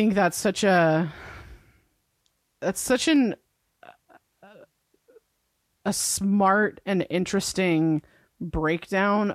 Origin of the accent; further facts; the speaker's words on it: near Monterey, California, United States; I grew up near Monterey, which is another touristy town.